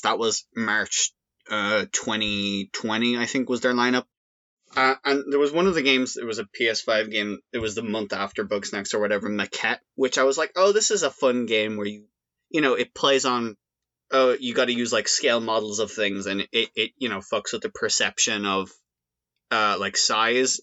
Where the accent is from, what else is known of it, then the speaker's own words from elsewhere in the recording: Ireland; accent: Irish; I've certainly played up that aspect of my Irish accent